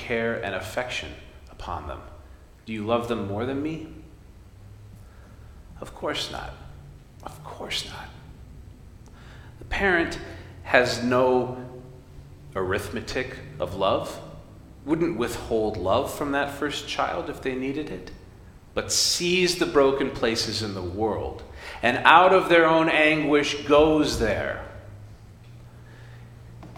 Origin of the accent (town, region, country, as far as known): United States